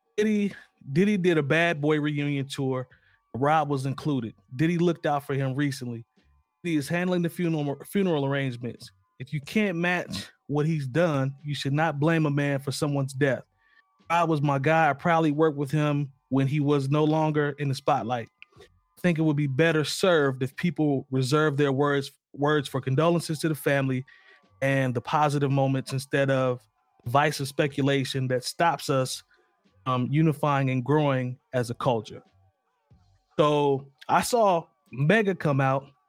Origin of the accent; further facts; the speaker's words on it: Indiana, United States; growing up in Indiana